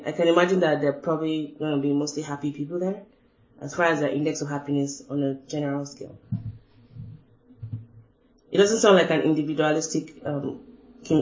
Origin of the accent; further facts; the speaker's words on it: Nigeria; moved away; a Yoruba person growing up in Nigeria